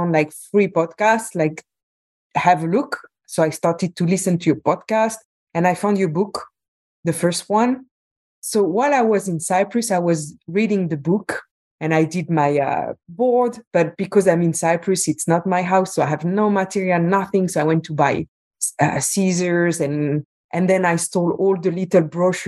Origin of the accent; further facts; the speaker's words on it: Belgium; moved away as an adult; also born or lived in Qatar; I'm from Belgium, but I was living at the time in Qatar.